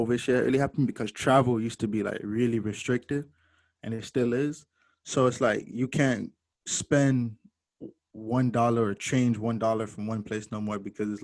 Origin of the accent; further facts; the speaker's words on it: Jamaica; I'm Jamaican too